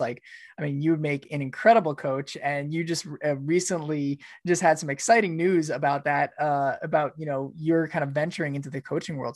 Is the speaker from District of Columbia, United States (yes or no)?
no; New York, United States; moved away; I'm from New York too originally